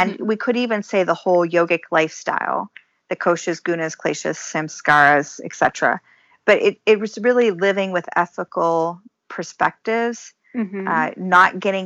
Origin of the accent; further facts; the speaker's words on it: Ohio, United States; moved away as an adult; now in Michigan, United States; I grew up in Ohio and I was active in 4-H